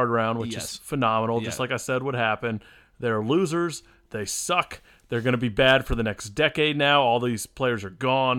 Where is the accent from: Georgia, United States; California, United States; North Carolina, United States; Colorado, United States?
Georgia, United States; Atlanta; born or raised there